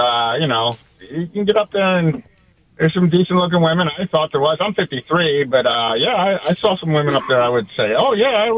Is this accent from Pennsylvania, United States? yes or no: yes; Hershey, Pennsylvania, United States; now in Miami, United States; I'm from Miami. I'm originally from Hershey, Pennsylvania, but I've been here since 1992.